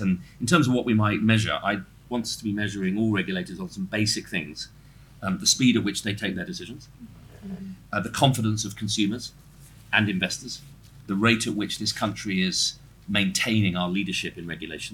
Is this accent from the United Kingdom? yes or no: yes; Norfolk, East of England, United Kingdom; I'm come from Norfolk